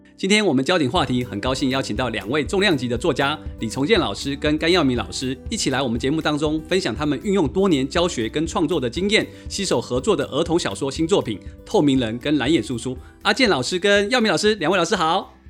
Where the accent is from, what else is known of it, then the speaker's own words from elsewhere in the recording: Yilan County, Taiwan; 我在小时候在宜兰的河里面是可以抓到拉的